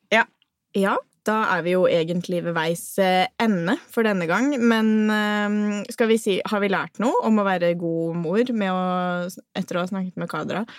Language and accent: Norwegian; Norway; jeg er typisk norsk på det